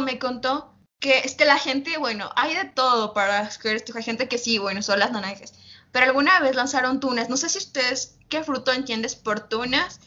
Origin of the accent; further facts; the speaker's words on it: Uyumbicho, Pichincha, Ecuador; yo vivo cerca de la, de la capital, Quito, vivo las afueras. Y, bueno, nosotros yo vi mi pueblito, yo digo pueblito, ¿no? se llama Uyumbicho